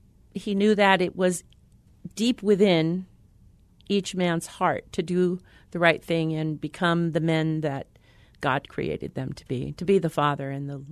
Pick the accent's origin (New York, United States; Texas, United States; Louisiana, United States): New York, United States; born there; Well, I was born in New York, and my father was an alcoholic.